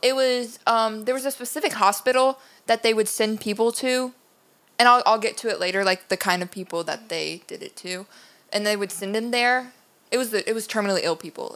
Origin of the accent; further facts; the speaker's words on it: Louisiana, United States; we're all from Louisiana